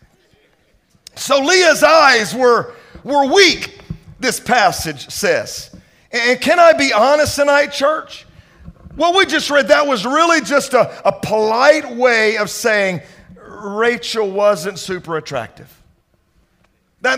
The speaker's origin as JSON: {"language": "English", "region": "Mississippi", "country": "United States", "moved": "yes", "lives_now": "Dallas, United States", "said": "I'm from Mississippi"}